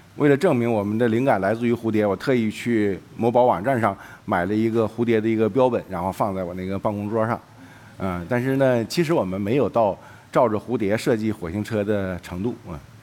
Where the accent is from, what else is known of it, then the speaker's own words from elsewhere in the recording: Jilin, China; 我的老家是呃东北吉林，那里有一个景色叫做雾凇，实际上我们当地人叫树挂